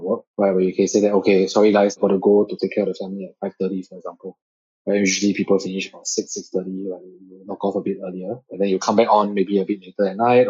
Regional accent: Singapore; being Singaporean, we all went to the army

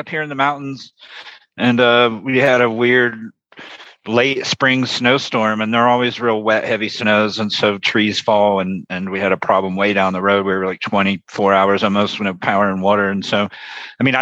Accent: Florida, United States; when I was very young, I grew up in Florida

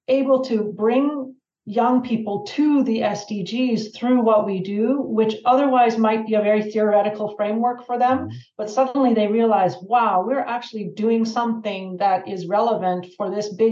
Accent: Canada; moved away as an adult; also born or lived in Slovakia; at home in Canada

